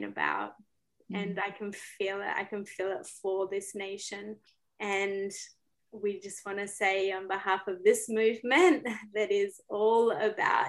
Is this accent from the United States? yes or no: no; Australia; moved away as an adult; now in Canada; I'm Australian